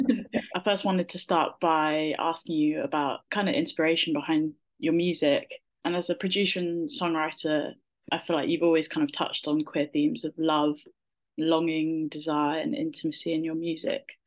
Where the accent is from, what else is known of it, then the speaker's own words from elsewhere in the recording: Somerset, South West England, United Kingdom; I grew up in Somerset